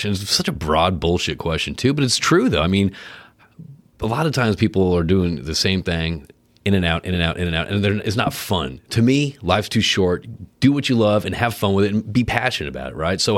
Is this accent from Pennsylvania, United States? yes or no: no; Connecticut, United States; I remember growing up in Connecticut.